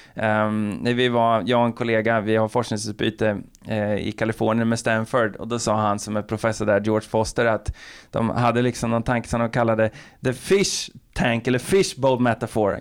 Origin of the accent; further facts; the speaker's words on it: Linköping, Östergötland, Sweden; jag är ju från Linköping